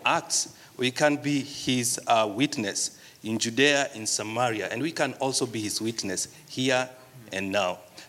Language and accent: English; Kenya; So I'm from Kenya.